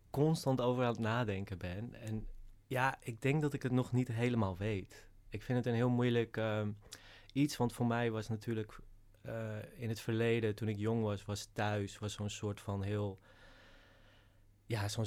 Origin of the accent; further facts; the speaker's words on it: Langendijk, North Holland, Netherlands; Uh, in Langendijk. een heel klein dorpje. En ons uitzicht was ook echt letterlijk op een koeienlandschap.